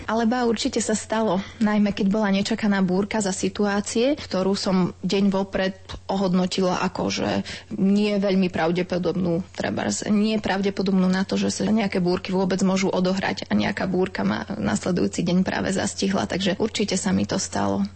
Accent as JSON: {"language": "Slovak", "region": "eastern Slovakia", "country": "Slovakia", "tie": "born or raised there", "said": "Ja som pôvodom z východu, u nás to funguje najmä na tom oblievaní"}